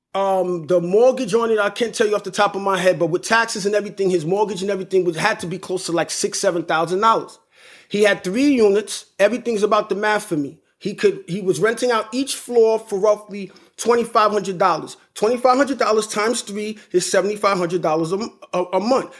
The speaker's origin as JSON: {"language": "English", "region": "New York", "country": "United States", "said": "I'm from New York, right? And, but I do most of my business in Connecticut"}